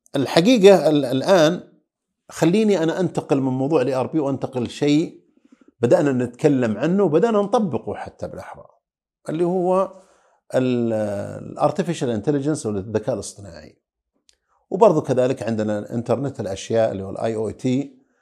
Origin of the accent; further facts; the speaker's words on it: Saudi Arabia; عندنا في السعوديه